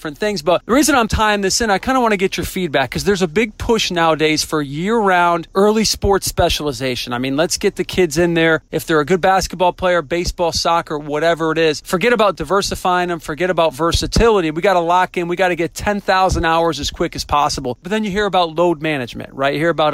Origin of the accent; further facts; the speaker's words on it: New England, United States; now in Wilmington, United States; I'm from New England, but I've lived down here long enough I can say the words kinfolk